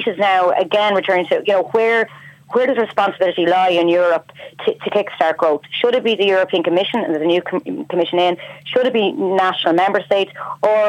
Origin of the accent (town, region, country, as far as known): Ireland; now in Brussels, Belgium